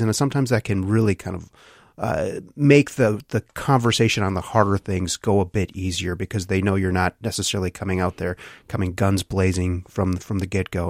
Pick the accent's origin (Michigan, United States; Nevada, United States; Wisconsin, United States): Wisconsin, United States; my hometown of McQuantico, Wisconsin